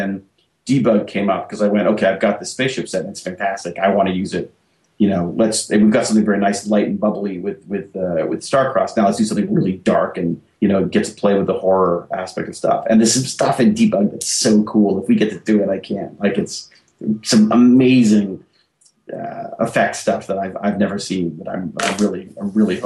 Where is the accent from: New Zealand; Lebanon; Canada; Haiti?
Canada; we're Canadian